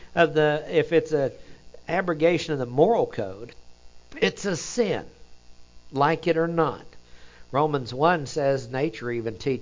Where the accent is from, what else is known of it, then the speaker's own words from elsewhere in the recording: Oklahoma, United States; accent: Oklahoma; my Oklahoma accent comes out